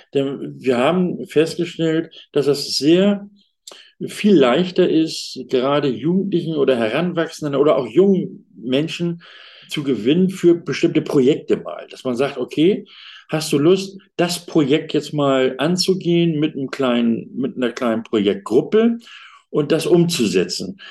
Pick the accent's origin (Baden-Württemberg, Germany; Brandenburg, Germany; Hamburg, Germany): Hamburg, Germany; moved away; in Hamburg, also das ist meine Geburtsstadt, und dort war ich auch auf äh, der Ebene eben tätig in der Schwimm- und Rettungsschwimmausbildung